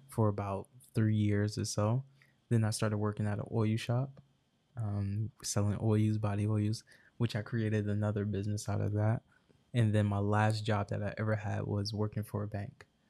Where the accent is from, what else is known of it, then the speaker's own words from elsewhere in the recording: Irvington, New Jersey, United States; also born or lived in Newark, New Jersey; born and raised in Irvington, New Jersey